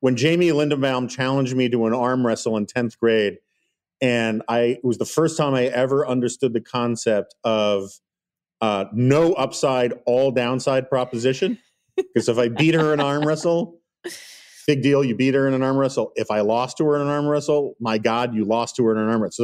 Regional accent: New York City, New York, United States; I grew up in New York City in the eighties

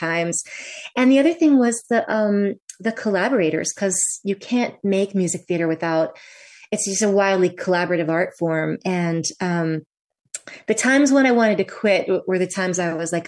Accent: Vermont, United States; also born or lived in New York; I moved out of New York, back to my home state of Vermont.

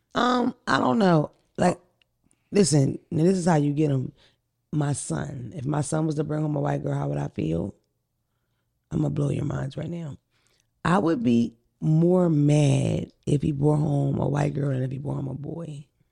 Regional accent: Philadelphia, Pennsylvania, United States; I'm from North Philly, from the white block

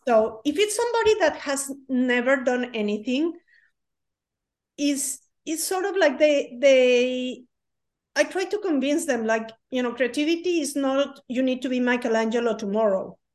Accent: Mexico; moved away as an adult; now in United States; I'm from Mexico. In Mexico, it's very common that you do a lot of things

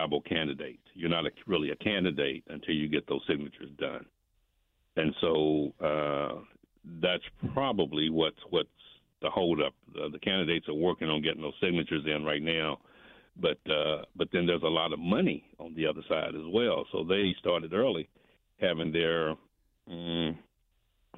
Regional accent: Indianapolis, Indiana, United States; I grew up in Brightwood

